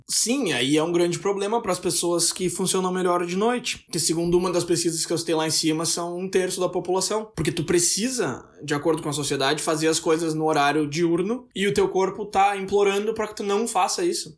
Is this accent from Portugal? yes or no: no; Brazil; moved away as an adult; eu saí do Brasil